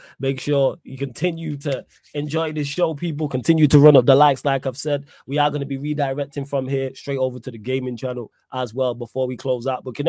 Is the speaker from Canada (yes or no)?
no; England, United Kingdom; I'm that mixed too. Obviously, I'm English born, but I'm that mix.